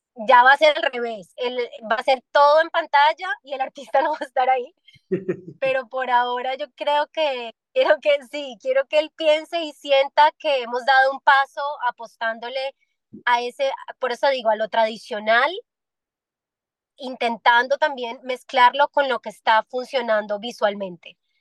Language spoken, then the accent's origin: Spanish; Medellín, Antioquia, Colombia; now in Miami, United States; en Medellín, en mi tierrita